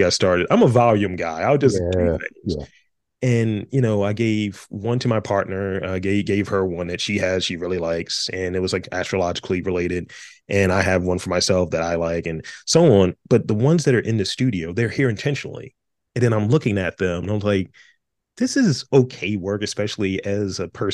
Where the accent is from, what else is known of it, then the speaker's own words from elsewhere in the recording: Baltimore, Maryland, United States; I went to City College, right? You know, since you have to do that thing when you're from Baltimore